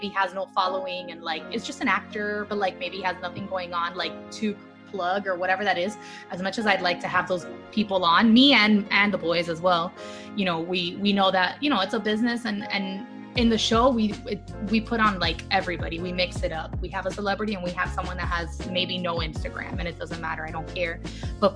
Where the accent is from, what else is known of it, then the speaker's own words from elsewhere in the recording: Miami, Florida, United States; I'm from Miami